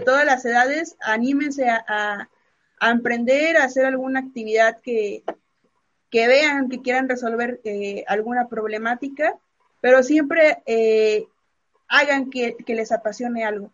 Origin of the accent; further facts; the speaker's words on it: Mexico; como mexicano por excelencia